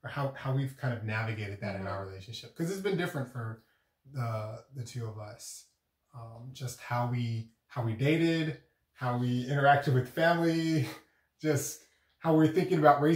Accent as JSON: {"language": "English", "country": "United States", "said": "I'm just regular old African American"}